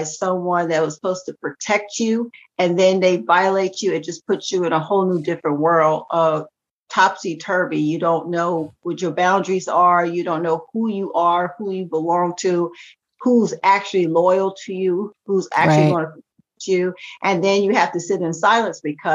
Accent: Charleston, South Carolina, United States; moved away as an adult; also born or lived in New Jersey / Berkeley County, South Carolina; now in Duluth, Georgia, United States; I was raised in Charleston, South Carolina.

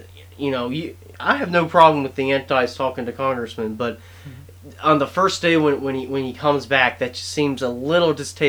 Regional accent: North Carolina, United States; I am from North Carolina.

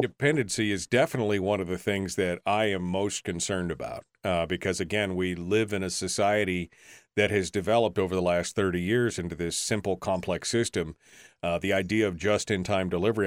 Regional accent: Alaska, United States; being born and raised in Alaska and, and being from a family of sourdough gold miners

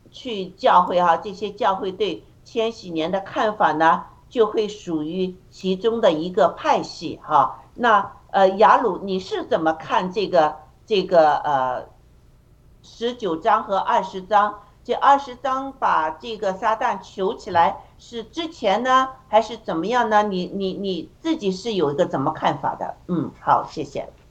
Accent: China; 我们中国人

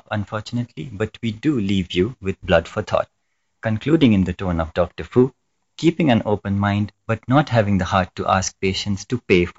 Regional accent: India; I'm Indian?

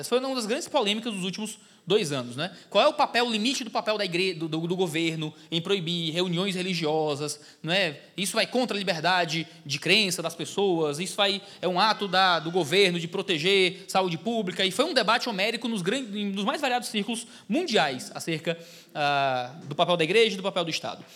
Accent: Ceará, Brazil; Sou do Ceará, estou aqui no sul do país

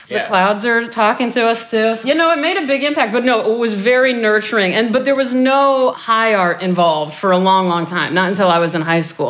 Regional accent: Omaha, Nebraska, United States; I'm from Nebraska

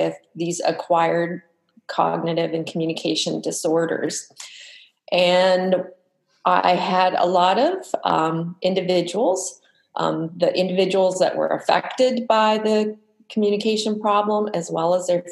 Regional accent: Manitoba, Canada; moved away; I'm from Manitoba

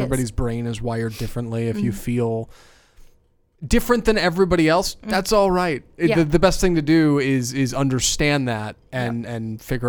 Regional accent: United States; as a relatively young man in growing up in America

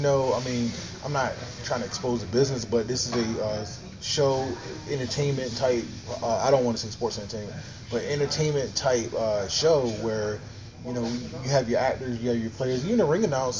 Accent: Honolulu, Hawaii, United States; I grew up in Honolulu, Hawaii.

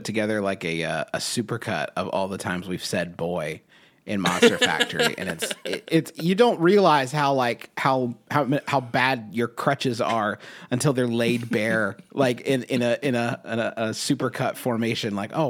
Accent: Southern United States, United States; accent: Southern; my regional Southern dialect, was trying to have a little bit more, you know, that low timbre in my transatlantic accent

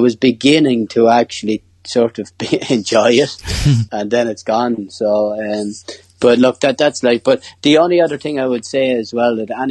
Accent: Ireland; being the Irish lad

